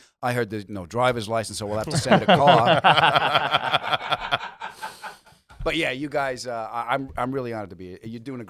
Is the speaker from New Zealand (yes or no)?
no; Long Island, New York, United States; born or raised there; also born or lived in Hillcrest, Jamaica, Queens, New York; now in Los Angeles, United States